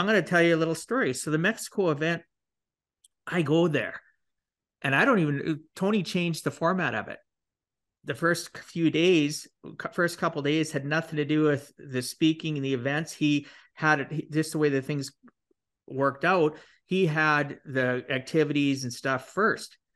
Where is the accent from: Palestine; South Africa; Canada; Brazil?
Canada; I'm Canadian